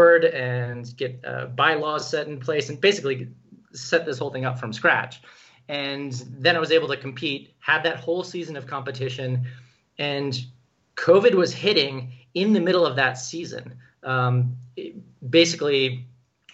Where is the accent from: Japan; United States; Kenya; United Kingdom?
Kenya; moved away; So I was born in Kenya. I actually have a Kenyan birth certificate. I learned Swahili growing up.